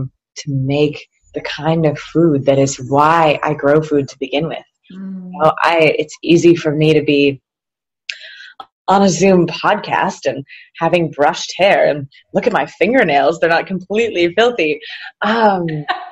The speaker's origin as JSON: {"language": "English", "town": "Naples", "region": "New York", "country": "United States", "tie": "born or raised there", "said": "I grew up taking for granted, Naples is my hometown, that grape pies are a thing."}